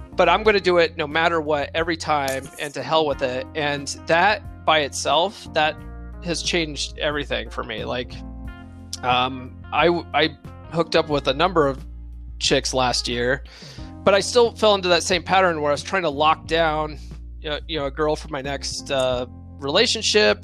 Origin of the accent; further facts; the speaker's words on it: Conifer, Colorado, United States; also born or lived in San Diego, California / Eckert, Colorado; I grew up in Conifer, Colorado